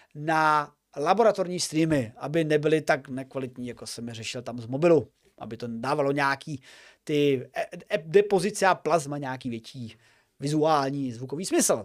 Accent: Olomouc, Olomouc Region, Czechia; jsem z Olomouce

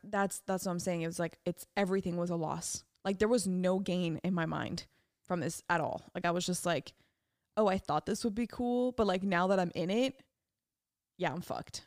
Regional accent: France; moved away; around the pond in my hometown in France.

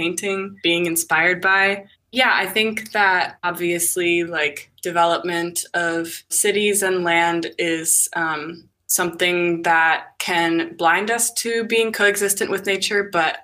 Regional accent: Bay Area, California, United States; born or raised there; moved away as an adult; now in Washington, United States

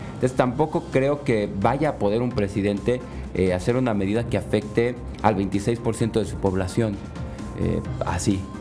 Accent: Mexico; como mexicanos

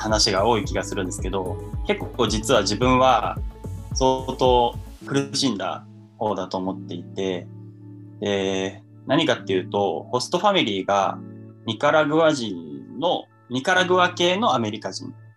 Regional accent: Kanagawa, Japan; 神奈川県で生まれて、えー、神奈川県で育ちました

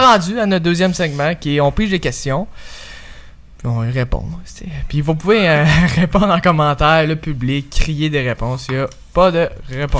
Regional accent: Obasca, Quebec, Canada; now in Montreal, Canada; je viens d'un village qui se nomme, euh, Obasca.

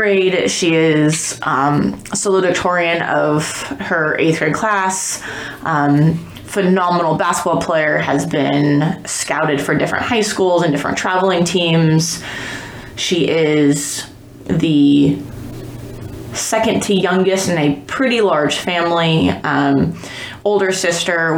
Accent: Appleton, Wisconsin, United States; I grew up in Appleton, Wisconsin

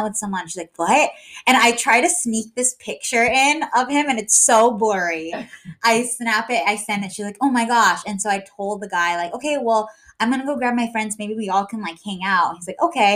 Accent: San Diego, California, United States; I'm from San Diego

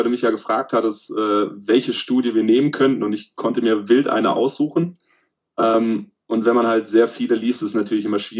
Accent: Baden-Württemberg, Germany; moved away as an adult; now in Cologne, Germany; Also ursprünglich komme ich aus dem Süden von Deutschland, äh, östlich von Stuttgart aus dem Remstal, bin aber jetzt seit fast zehn Jahren in Köln

